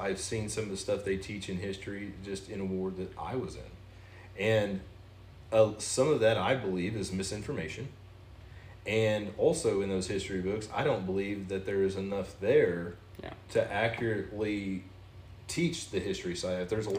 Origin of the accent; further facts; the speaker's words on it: the South, United States; You know, not because I'm from the South